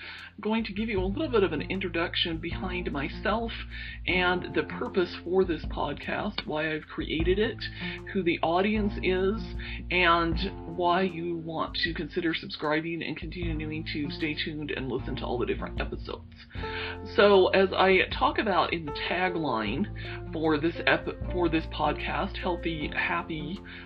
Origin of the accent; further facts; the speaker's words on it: Salt Lake City, Utah, United States; moved away as an adult; also born or lived in Wyoming / Indiana; I'm originally from Salt Lake City, Utah. That is actually where I still currently live